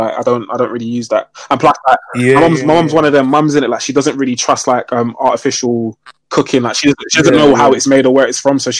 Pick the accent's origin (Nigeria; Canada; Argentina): Nigeria; I'm Nigerian still.